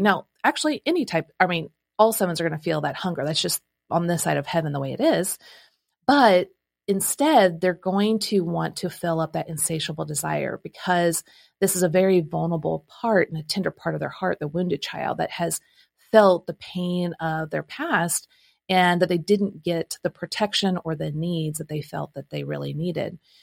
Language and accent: English; Midwest, United States; now in Nashville, United States; I'm from the Midwest